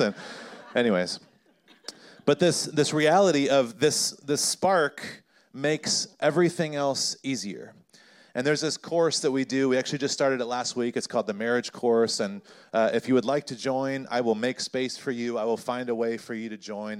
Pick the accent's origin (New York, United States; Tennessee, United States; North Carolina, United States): North Carolina, United States; I grew up in North Carolina